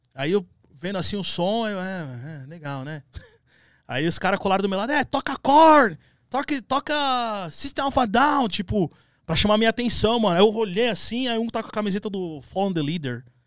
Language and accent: Portuguese; São Paulo, Brazil; Minha primeira bandinha era com os caras ali do, do, do, Cangaíba, que eu sou da, da, Zona Leste. E aí eu nasci na Penha